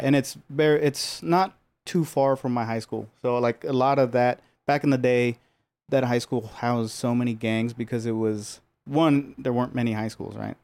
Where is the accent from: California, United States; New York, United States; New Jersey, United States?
California, United States; Los Angeles; I was born and raised here. I grew up in Pico Union